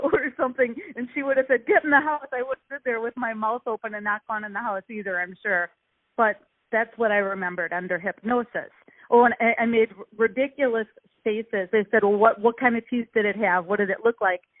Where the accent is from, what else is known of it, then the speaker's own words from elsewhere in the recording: Milwaukee, Wisconsin, United States; I'm from Milwaukee, Wisconsin.